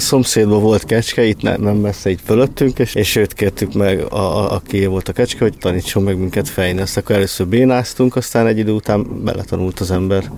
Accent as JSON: {"language": "Hungarian", "region": "Budapest", "country": "Hungary", "tie": "born or raised there", "said": "én Békás vagy Ellen nőttem fel a hetediken lakótelepen."}